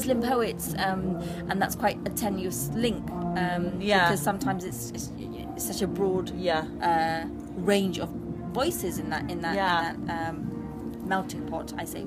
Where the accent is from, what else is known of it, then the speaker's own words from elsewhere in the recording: Bristol, South West England, United Kingdom; also born or lived in Bath / East London; now in London, United Kingdom; I grew up in St. Paul's, which was a very multi-ethnic, diverse area in the 80s, a very deprived area. And then moving to areas like, let's even say Andrews and then Redland.